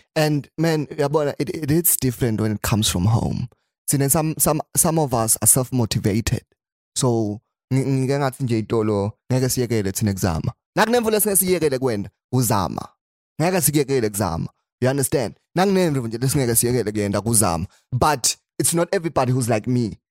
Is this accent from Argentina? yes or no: no; Eswatini; I'm from Swaziland